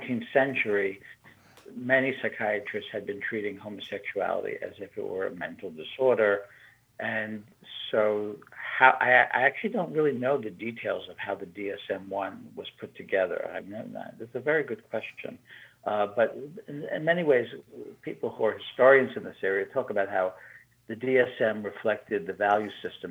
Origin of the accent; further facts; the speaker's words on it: New York, United States; moved away as an adult; also born or lived in Italy / Michigan; I grew up in New York